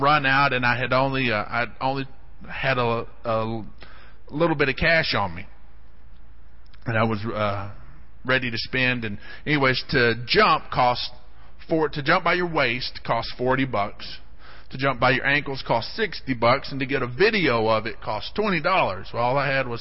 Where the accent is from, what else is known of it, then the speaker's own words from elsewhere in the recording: Odessa, Texas, United States; I grew up in Odessa, and there's just not a lot of exciting things to do in Odessa